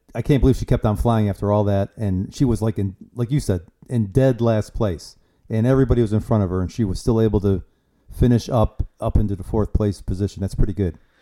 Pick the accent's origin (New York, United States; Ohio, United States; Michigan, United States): Ohio, United States; where I grew up at in Ohio